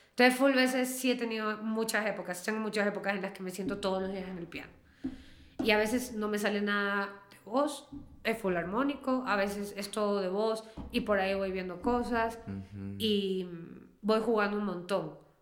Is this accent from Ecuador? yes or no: yes; Ecuador; aunque yo soy ecuatoriana